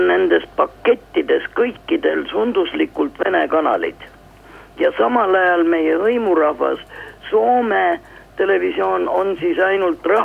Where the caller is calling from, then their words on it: Tallinn, Harju County, Estonia